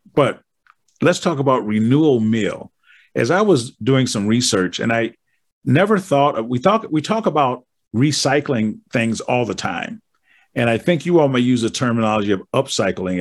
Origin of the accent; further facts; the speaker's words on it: Wisconsin, United States; I'm from Wisconsin, and we're frozen.